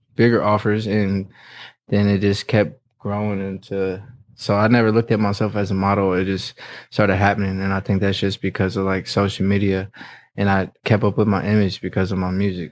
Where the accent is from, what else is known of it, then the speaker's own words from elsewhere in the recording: Indianapolis, Indiana, United States; also born or lived in North Carolina; I grew up in Indianapolis.